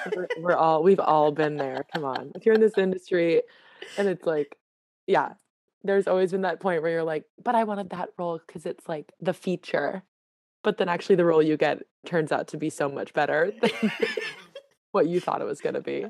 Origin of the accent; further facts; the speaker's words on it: Newton, Massachusetts, United States; moved away as an adult; also born or lived in Connecticut; I am from a town right outside of Boston called Newton, Newton, Massachusetts